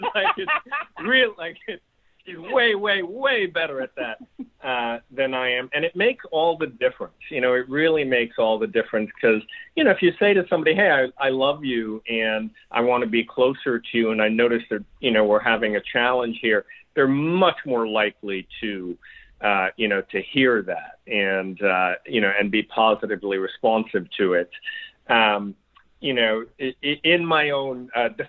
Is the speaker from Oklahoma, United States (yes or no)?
no; New York, United States; I'm from New York.